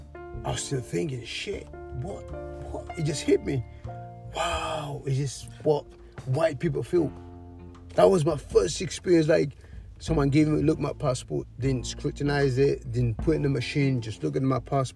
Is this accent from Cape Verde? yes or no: yes; Cape Verde; also born or lived in Europe; Home, Cape Verde Islands, Cabo Verde. Yeah, that was when I went home.